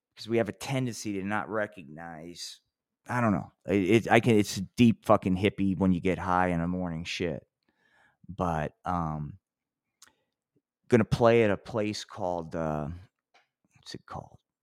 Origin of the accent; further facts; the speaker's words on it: Atlantic City, New Jersey, United States; which is my hometown